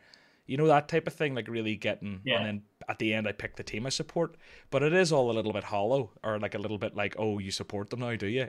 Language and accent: English; Scotland, United Kingdom